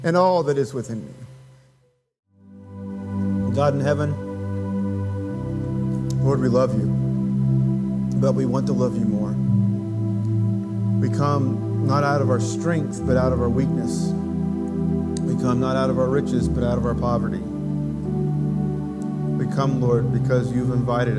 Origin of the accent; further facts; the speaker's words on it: Appalachia, United States; as an Appalachian American